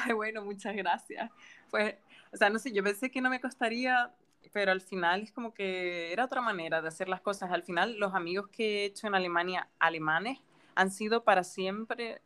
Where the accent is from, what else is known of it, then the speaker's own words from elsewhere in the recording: Gran Canaria, Canary Islands, Spain; moved away as an adult; also born or lived in Germany / Japan; soy de Gran Canaria y bueno, he estado fuera durante unos años porque cuando estaba aquí de pequeña fui al colegio alemán